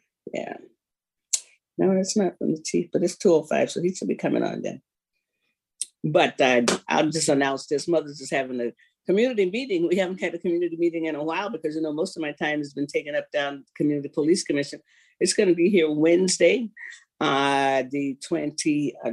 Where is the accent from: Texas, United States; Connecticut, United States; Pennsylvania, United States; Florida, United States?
Florida, United States; now in Seattle, United States; I grew up in Florida